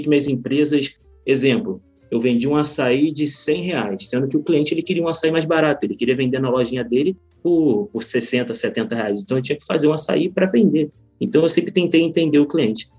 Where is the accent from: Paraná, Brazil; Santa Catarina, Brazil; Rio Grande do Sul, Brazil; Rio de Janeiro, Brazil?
Rio de Janeiro, Brazil; Magé; now in Niterói, Brazil; Eu nasci numa cidade interior, na Baixada Fluminense, Magé, não sei quantos conhecem, mas é uma baixada, é uma cidadezinha bem pequena. E minha vida em empreendedorismo começou exatamente lá.